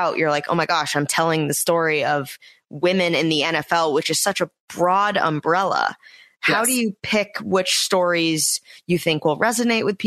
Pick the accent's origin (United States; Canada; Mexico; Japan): United States; New England; I'm from the New England area